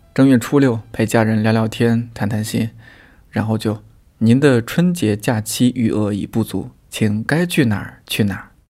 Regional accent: China; 作为中国人

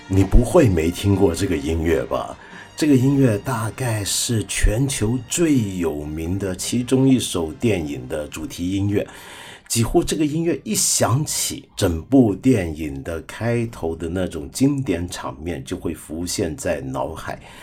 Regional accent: China; 我们中国人

